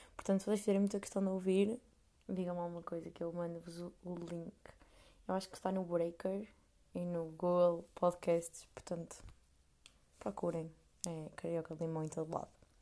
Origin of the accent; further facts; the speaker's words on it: Portugal; moved away as an adult; now in Amsterdam, Netherlands; sou portuguesa